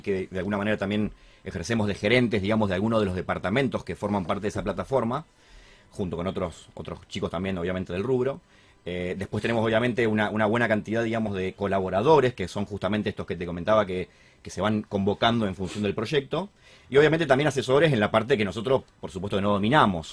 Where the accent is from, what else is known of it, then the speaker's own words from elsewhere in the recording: Argentina; sabiendo cómo somos los argentinos